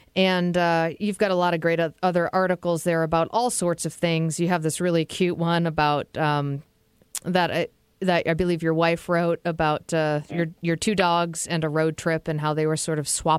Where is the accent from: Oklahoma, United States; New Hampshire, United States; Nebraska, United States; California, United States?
New Hampshire, United States; I was thinking Mount Washington in New Hampshire, because that's where I'm from. Well, I'm from New England.